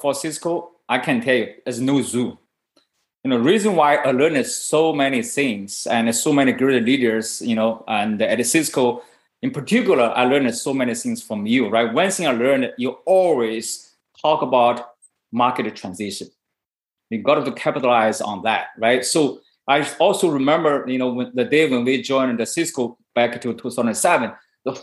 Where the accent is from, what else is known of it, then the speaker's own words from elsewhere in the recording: China; moved away as an adult; now in Silicon Valley, United States; I was born in China. And I moved to Silicon Valley in 1997